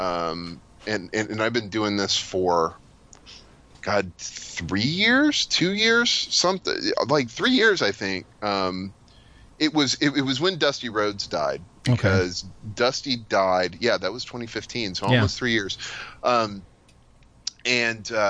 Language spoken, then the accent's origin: English; Lexington, North Carolina, United States; also born or lived in Indiana; I grew up in Lexington, North Carolina, which is a factory town